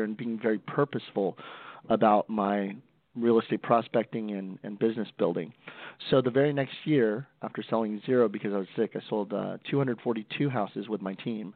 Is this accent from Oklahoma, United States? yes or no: no; Stockton, California, United States; I'm from Stockton, California, one of the roughest cities in the United States, born and raised there